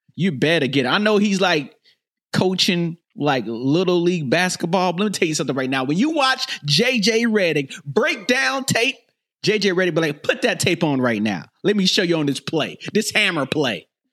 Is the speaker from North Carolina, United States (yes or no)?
yes; North Carolina, United States; moved away; I'm from North Carolina